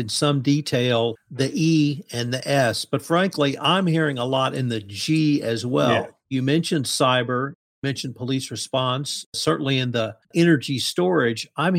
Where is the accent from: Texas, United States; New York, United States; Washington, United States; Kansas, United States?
Texas, United States; I'm a Texan.